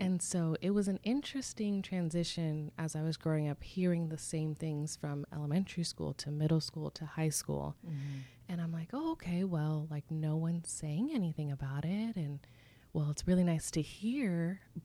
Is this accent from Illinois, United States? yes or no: no; Irvine, California, United States; I'm from Southern California. I was born and raised in Irvine, California